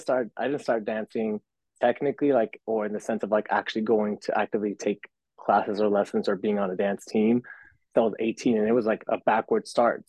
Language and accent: English; McAllen, Texas, United States; now in Los Angeles, United States; born and raised in Texas, from McAllen, Texas, down south, like real south